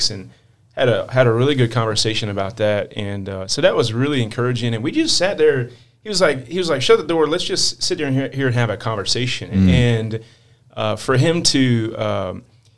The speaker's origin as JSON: {"language": "English", "town": "Edenton", "region": "North Carolina", "country": "United States", "tie": "born or raised there", "also_born_or_lived": "Norfolk, Virginia", "said": "born and raised in Norfolk, Virginia, but grew up on near the Outer Banks in Edenton, North Carolina."}